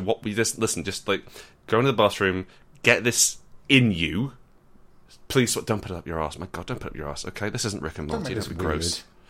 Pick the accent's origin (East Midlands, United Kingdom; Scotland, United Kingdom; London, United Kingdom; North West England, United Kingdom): Scotland, United Kingdom; I'm wearing a kilt because I'm from Scotland.